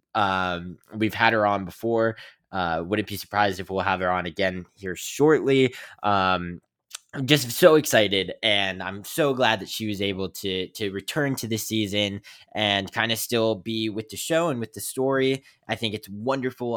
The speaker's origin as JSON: {"language": "English", "region": "West Virginia", "country": "United States", "said": "came from West Virginia"}